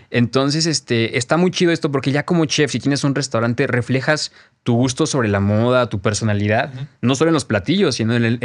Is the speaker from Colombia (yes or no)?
no; Mexico; se dice, como paréntesis, que la tortilla ni siquiera la inventamos nosotros como mexicanos.